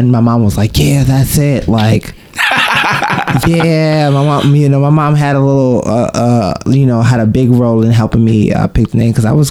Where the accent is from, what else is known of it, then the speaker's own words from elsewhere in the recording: New York City, New York, United States; Oh, so I live in born and raised in Brooklyn. BK in the house. I grew up in Bushwick.